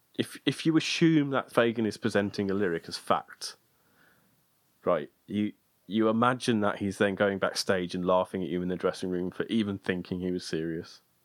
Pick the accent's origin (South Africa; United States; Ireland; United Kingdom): United Kingdom; as a Brit